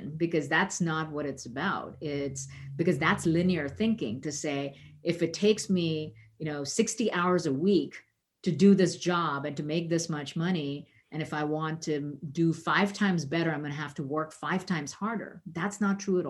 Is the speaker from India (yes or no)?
yes; India; moved away as an adult; now in United States; growing up in the 70s in India